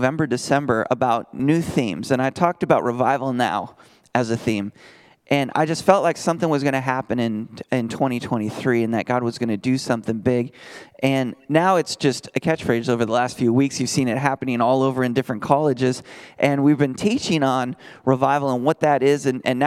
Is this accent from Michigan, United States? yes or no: no; Minnesota, United States; now in Texas, United States; I'm from Minnesota where we're going to have a potluck in lutefisk